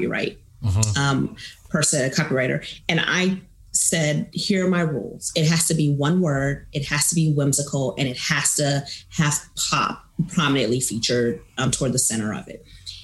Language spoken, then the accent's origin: English; Kansas City, Missouri, United States; also born or lived in Chicago area, Illinois; my family's originally from the Chicago area, the Great Lakes, Naval Base area. Yeah. But I grew up in Kansas City. Most of my life.